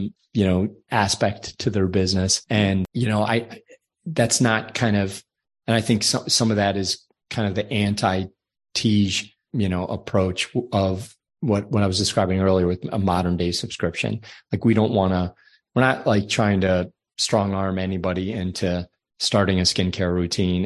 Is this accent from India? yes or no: no; Ireland; I'm from Ireland, so my skin is very fair